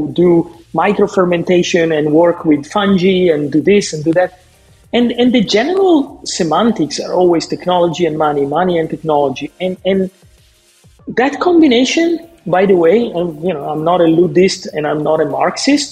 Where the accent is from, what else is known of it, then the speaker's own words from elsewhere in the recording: northern Italy, Italy; I grew up in Northern Italy in a family who would do their own cured meats in a farm